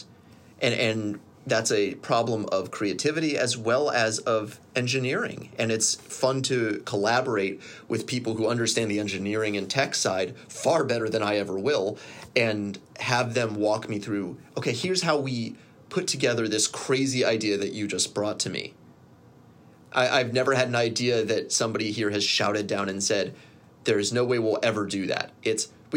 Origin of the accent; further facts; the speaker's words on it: Columbus, Ohio, United States; I grew up in Columbus in the 90s